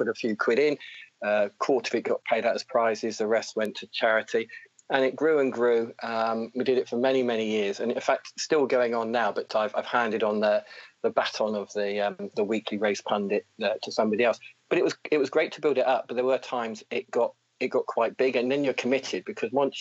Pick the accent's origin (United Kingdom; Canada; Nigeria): United Kingdom; What did we do as young British guys?